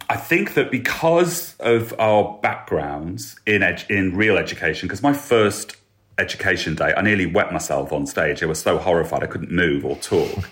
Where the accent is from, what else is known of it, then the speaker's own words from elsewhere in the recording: Lincoln, East Midlands, United Kingdom; my hometown of Lincoln